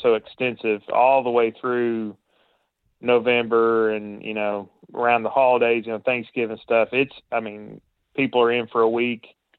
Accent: Tennessee, United States

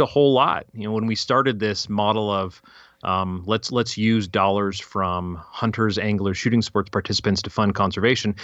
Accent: Fairplay, Colorado, United States; also born or lived in California; we moved from California when I was three, apparently, right to Fairplay, Colorado.

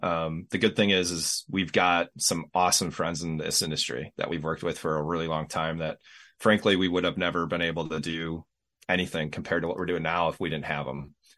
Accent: Racine County, Wisconsin, United States; I'm in uh, Racine County in southeast Wisconsin

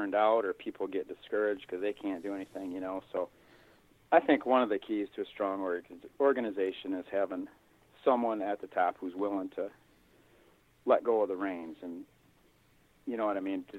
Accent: Hudsonville, Michigan, United States; born there; Well, I was born in Hudsonville, which is a small, used to be a little farming community in between Grand Rapids and Holland, which is kind of southwestern Lower Peninsula.

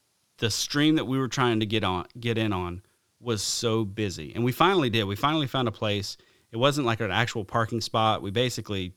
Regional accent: the South, Alabama, United States; growing up in the South

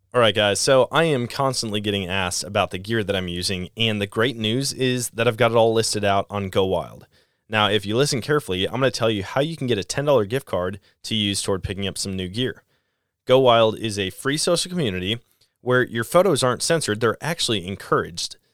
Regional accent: Wisconsin, United States; now in Missouri, United States; I grew up in Wisconsin hunting whitetail deer

